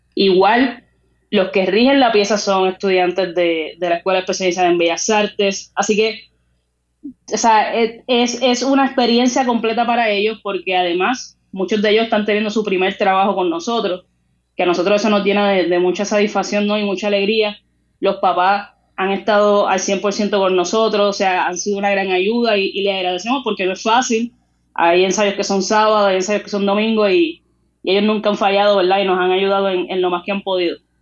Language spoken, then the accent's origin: Spanish; Puerto Rico; lo que somos nosotros como puertorriqueños y nuestras raíces